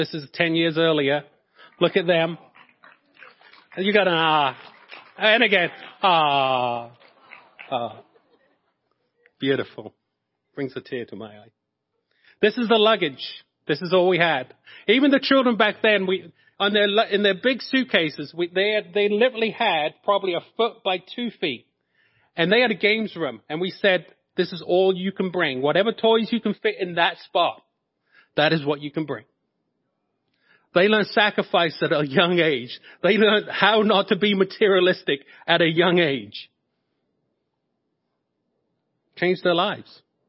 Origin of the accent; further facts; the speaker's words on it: Norwich, East of England, United Kingdom; And I told him, I said, I'm from Norwich.